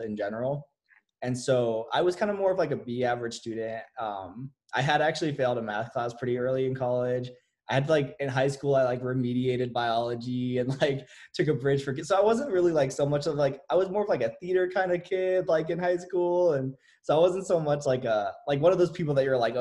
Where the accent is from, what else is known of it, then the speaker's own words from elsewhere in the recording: Las Vegas, Nevada, United States; I'm from Las Vegas, Nevada. I was pretty much just raised here